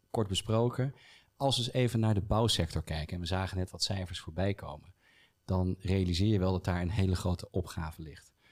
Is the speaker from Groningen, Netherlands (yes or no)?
no; Utrecht, Netherlands; ja, ik kom uit Utrecht